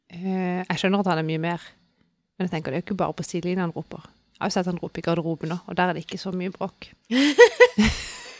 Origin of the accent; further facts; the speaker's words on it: Sørlandet, Southern Norway, Norway; vi er jo fra Sørlandet